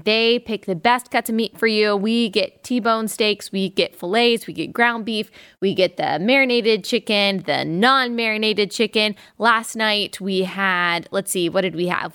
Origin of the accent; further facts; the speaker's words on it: United States; me as an American